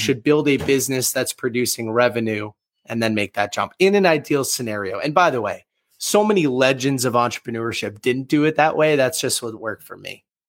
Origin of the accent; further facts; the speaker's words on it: Boston, Massachusetts, United States; born and raised in the Boston, Massachusetts area